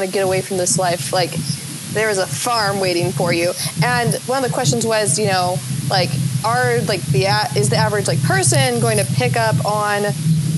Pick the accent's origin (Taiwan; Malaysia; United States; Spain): United States; Mississippi; moved away; I'm from Mississippi, and my grandparents both had farms.